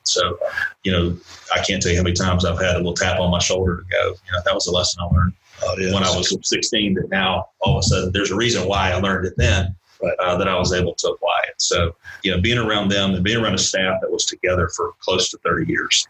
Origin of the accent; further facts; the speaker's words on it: Valdosta, Georgia, United States; originally I'm from Valdosta, Georgia